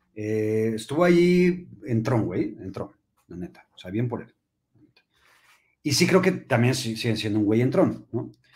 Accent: Mexico; yo incluido, güey, vivimos en México y somos mexicanos

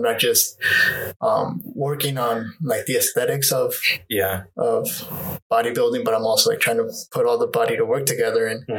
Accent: White Salmon, Washington, United States; also born or lived in Mexico / Las Vegas / Seattle; I was born in White Salmon, so across the river.

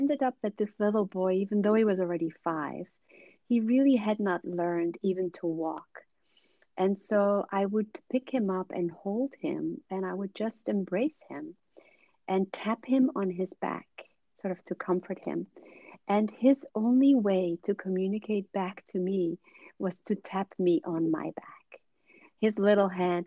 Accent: Suriname; also born or lived in Netherlands; I was born in the Netherlands, but they moved to Suriname in South America when I was a child. And so I grew up there

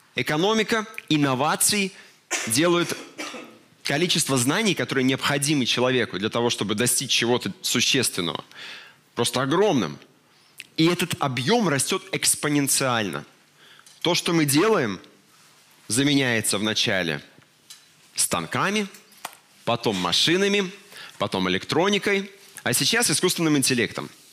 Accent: Belarus; мы, белорусы

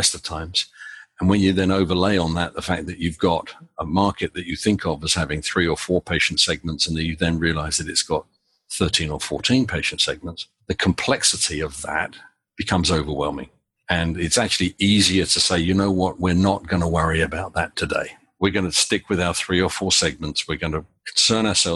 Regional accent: United Kingdom; now in United States; As is fairly obvious from my accent, I'm British originally

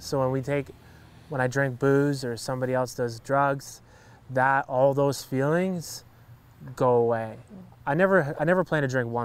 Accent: Hamilton, Ontario, Canada; born or raised there

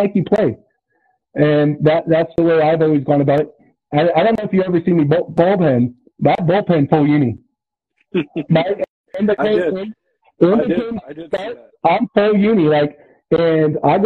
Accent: Susanville, California, United States

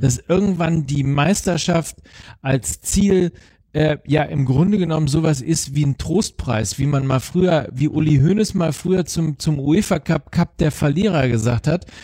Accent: Germany; als, als, als Deutsche

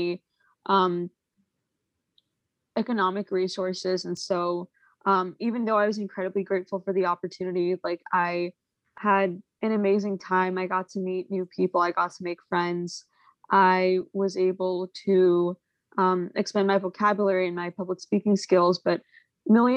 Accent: New York, United States; I'm from New York

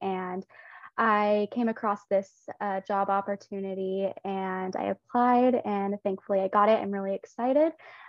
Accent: Porterville, California, United States; also born or lived in Tulare, California / Fresno, California; I grew up in Porterville, California on my dad's dairy farm. He ended up relocating to Tulare my senior year of high school.

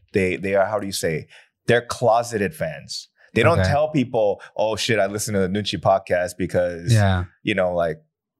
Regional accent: United States; because at the end of the day, I'm so American, right?

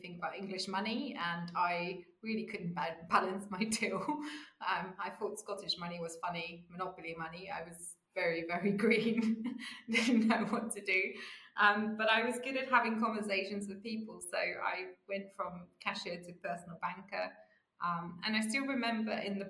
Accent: South Africa; moved away as an adult; now in United Kingdom; I grew up in South Africa

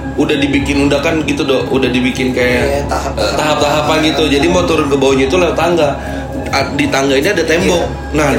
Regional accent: Depok, West Java, Indonesia; cerita-cerita dari kampung gue

